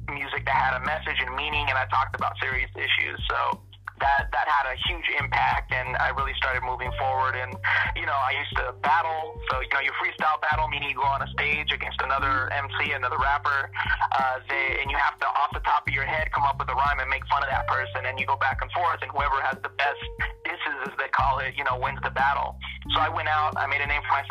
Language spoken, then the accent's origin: English; Long Beach, California, United States; Growing up in Long Beach, California, I was surrounded by it